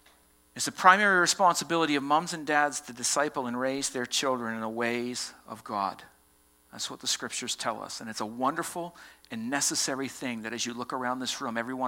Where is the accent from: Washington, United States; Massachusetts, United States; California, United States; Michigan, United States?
Massachusetts, United States; Boston; accent: Southie; moved away; I said two words this morning that revealed that I come from Massachusetts